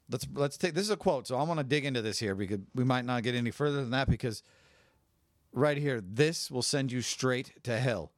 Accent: California, United States; I grew up in California

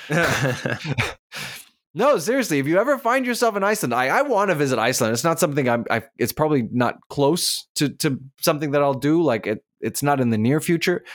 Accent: Durban, KwaZulu-Natal, South Africa; I was born in Durban

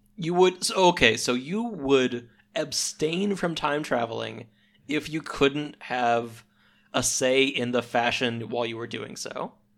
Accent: Missouri, United States; We don't have deserts out here.

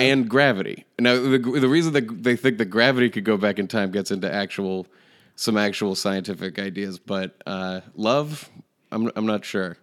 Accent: Manchester, New Hampshire, United States; my hometown

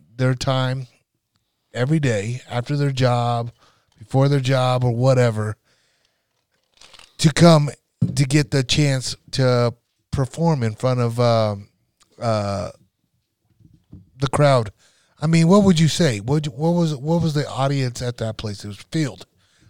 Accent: North Nebraska, United States; a town out of North Nebraska, my hometown

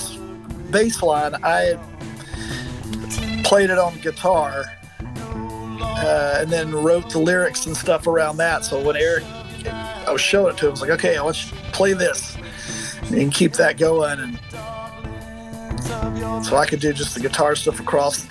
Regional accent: Ouray, Colorado, United States; moved away; I still spend about half the year in my hometown of Ouray, Colorado

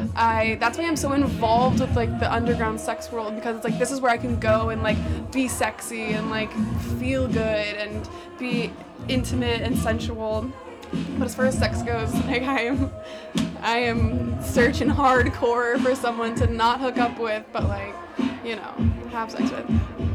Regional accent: France; now in Brooklyn, United States; I'm from France, live in Brooklyn.

